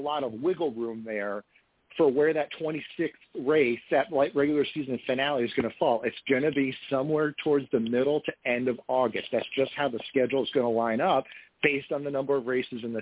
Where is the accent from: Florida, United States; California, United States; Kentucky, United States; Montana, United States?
Florida, United States; I grew up in Florida. I grew up about 2 hours south of Daytona